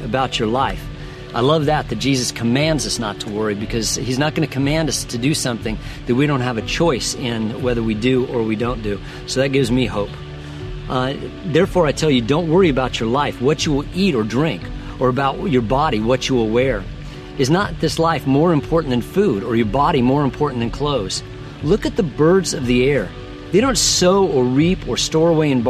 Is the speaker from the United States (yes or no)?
yes; Denver, Colorado, United States; I grew up in Colorado, and there used to be an amusement park near our house called Lakeside. It was in Denver.